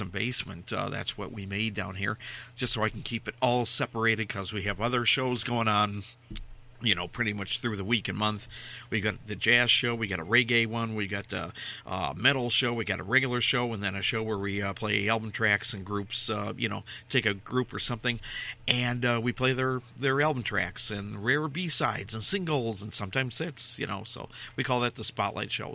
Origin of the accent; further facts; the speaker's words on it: Minnesota, United States; I'm from Minnesota